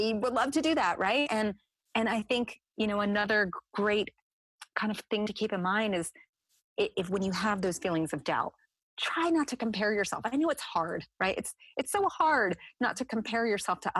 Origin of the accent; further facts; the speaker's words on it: New Jersey, United States; I'm from New Jersey. So let me just put it out there. I can be a feisty woman just because like that's where I'm from